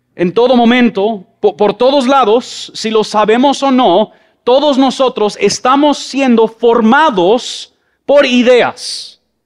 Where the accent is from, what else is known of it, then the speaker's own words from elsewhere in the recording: Mexico; now in Guatemala City, Guatemala; Yo crecí en México